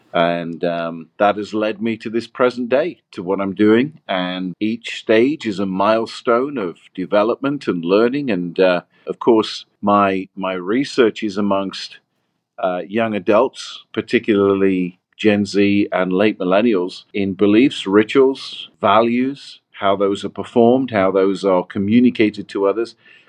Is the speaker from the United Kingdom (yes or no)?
yes; Nottingham, East Midlands, United Kingdom; moved away as an adult; also born or lived in Washington State; now in United States; I'm from England, from Nottingham, from Robin Hood country.